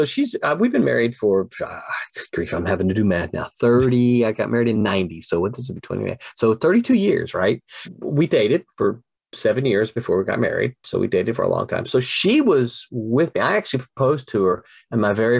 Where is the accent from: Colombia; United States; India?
United States; the South; And the other thing is, I'm a Southerner. I have to make sure all of my characters don't say y'all.